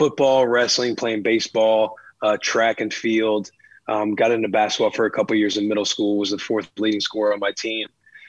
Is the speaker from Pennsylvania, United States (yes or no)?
no; Bonne Terre, Missouri, United States; Small town. Yeah, small town. We had about 5,000 people. Our closest airport was an hour 20 away in St. Louis.